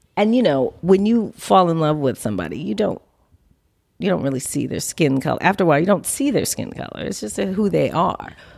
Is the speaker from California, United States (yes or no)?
yes; Los Angeles, California, United States; also born or lived in New Orleans; I was raised in L A at LACMA, near LACMA, um, in the, uh, you know, sixties, seventies